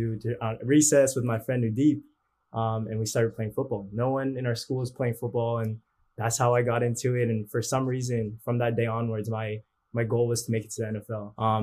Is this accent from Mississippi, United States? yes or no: no; Boston, Massachusetts, United States; born there; also born or lived in California; So I was born in Boston.